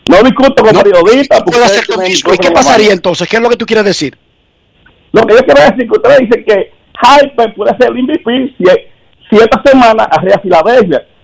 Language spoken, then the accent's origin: Spanish; La Isabela, Puerto Plata, Dominican Republic; now in Bronx, United States; vivo en el Bronx, soy de la Jaima